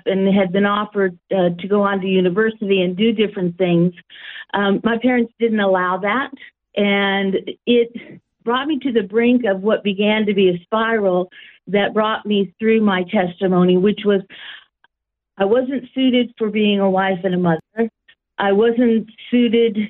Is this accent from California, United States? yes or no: yes; San Jose, California, United States; now in Australia; I was born in a place that nobody really knew of at that time, called San Jose, California